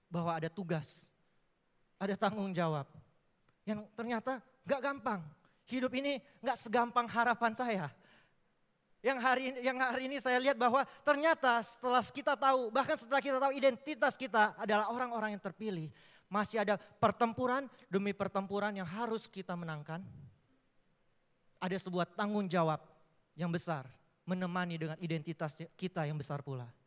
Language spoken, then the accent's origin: Indonesian; Palembang, South Sumatra, Indonesia; saya aslinya orang Palembang dan saya bisa di Surabaya karena anugerah Tuhan, bukan kebetulan karena saya terpilih